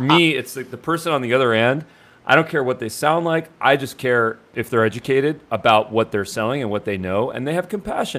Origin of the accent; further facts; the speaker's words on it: India; One of them's from Nigeria. One of them's from India. I'm from India.